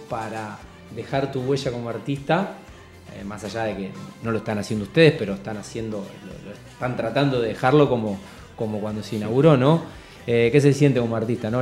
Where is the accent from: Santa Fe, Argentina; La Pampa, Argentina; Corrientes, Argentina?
Santa Fe, Argentina; Rosario; rosarino por adopción, Bueno, nací en esta ciudad